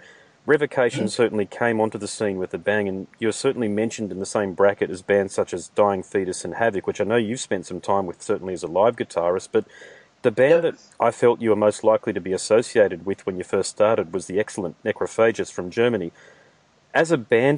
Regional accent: Brisbane, Queensland, Australia; I'm from Brisbane

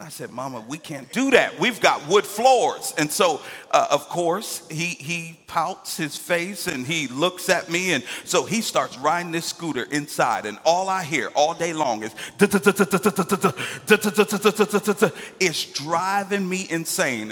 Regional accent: Hartford, Connecticut, United States; now in Atlanta, United States; I grew up in a place called Hartford, Connecticut

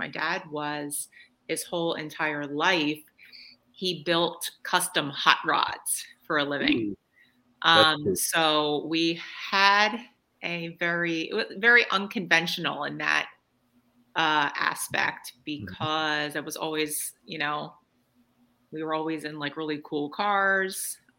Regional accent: New Jersey, United States; moved away; So I grew up in New Jersey.

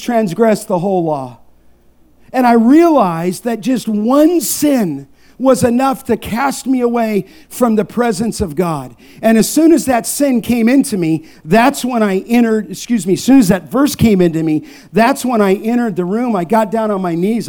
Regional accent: Los Angeles, California, United States; born or raised there

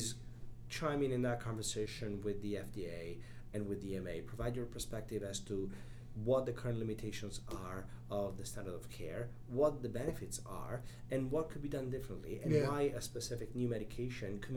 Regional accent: Italy; moved away as an adult; also born or lived in Chicago, United States; now in United States; I was born and raised in Italy

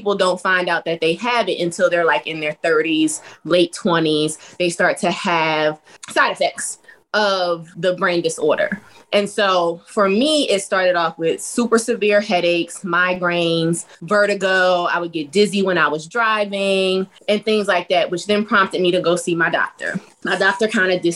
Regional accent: South Carolina, United States; We're from the South. So we were home in South Carolina

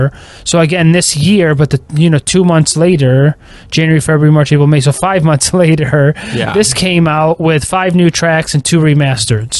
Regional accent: United States; I'm just an American

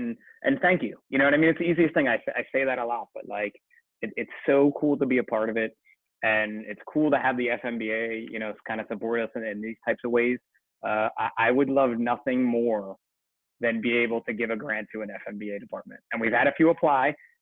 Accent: New Jersey, United States; We're from New Jersey.

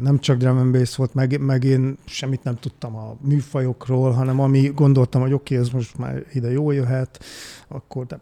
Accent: Budapest, Hungary; moved away as an adult; also born or lived in Eger; eredetileg én Budapesten születtem, uh-huh. ott is nőttem fel, csodálatos Újpest kerületébe

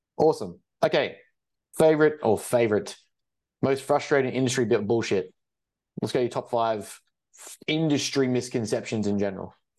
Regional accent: Australia; I come from Australia

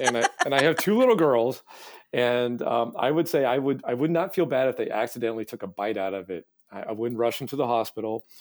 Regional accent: Hancock County, rural Maine, United States; moved away as an adult; also born or lived in Midwest / Massachusetts; I, I grew up in rural Maine, sort of Hancock County

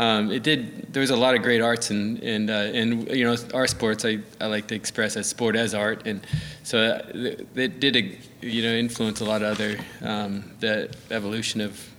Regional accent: Edmond, Oklahoma, United States; No, I mean, it was a good BMX scene. We had Edmond Bike Shop, and they really helped foster a lot of us

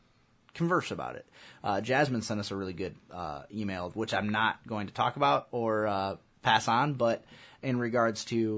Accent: United States; I'm an American

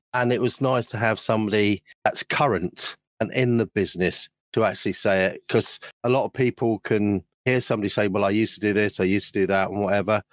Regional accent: London, United Kingdom; moved away; I was brought up in London for a few years when I was younger, and from about two or three onwards

